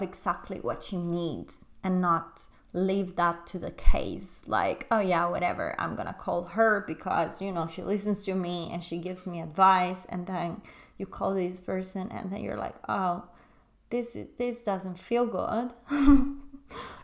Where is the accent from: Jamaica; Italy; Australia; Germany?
Italy; moved away as an adult; also born or lived in London; I moved from London, where I was living with this man, back to my hometown in Italy.